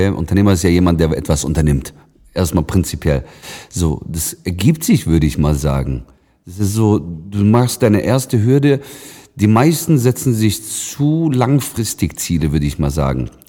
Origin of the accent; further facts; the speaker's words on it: Lake Constance area, Germany; ich komme aus der Nähe vom Bodensee.